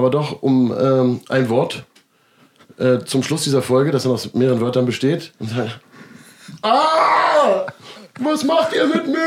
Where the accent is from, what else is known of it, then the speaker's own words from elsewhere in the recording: Berlin, Germany; accent: Berlin; Damit würde ich mal als Berliner, Berliner Slang